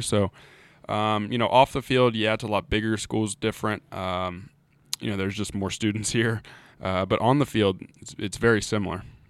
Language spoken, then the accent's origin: English; Charleston, West Virginia, United States; moved away as an adult; also born or lived in Huntington, West Virginia; now in Blacksburg, United States; born and raised in Charleston. Uh, really haven't lived anywhere else other than, um, my time at Marshall